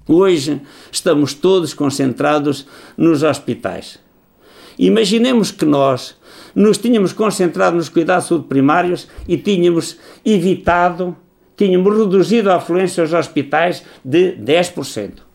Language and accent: Portuguese; Portugal